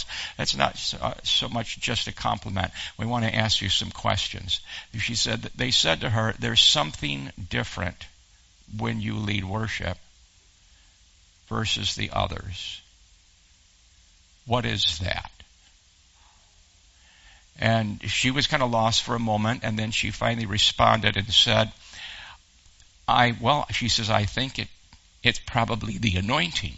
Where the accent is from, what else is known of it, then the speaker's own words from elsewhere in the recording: Western New York, United States; moved away as an adult; now in Texas, United States; I was raised in Western New York